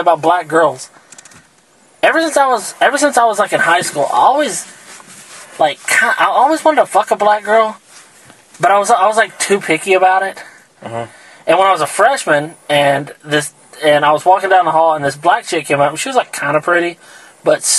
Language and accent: English; Southeast Texas, United States; we're from Southeast Texas